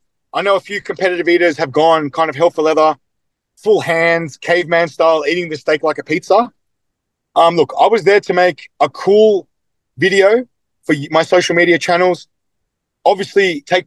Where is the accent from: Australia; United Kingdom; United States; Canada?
Australia; I'm from Australia. I've come this far.